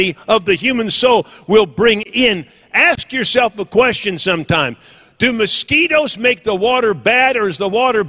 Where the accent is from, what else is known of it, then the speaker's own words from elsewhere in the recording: Northern California, United States; moved away; I was raised in Northern California